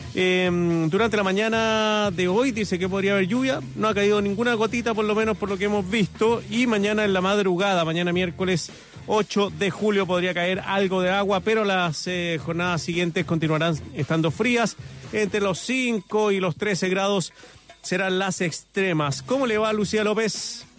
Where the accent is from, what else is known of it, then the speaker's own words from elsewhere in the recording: Santiago, Santiago Metropolitan Region, Chile; recuerdo cuando chico esos arcoíris acá en Santiago